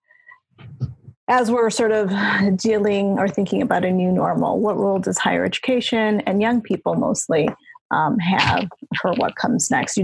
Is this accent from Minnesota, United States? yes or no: no; Chicago, Illinois, United States; moved away as an adult; also born or lived in San Bernardino, California; I'm born and raised in Chicago, so I moved back here a couple of years ago.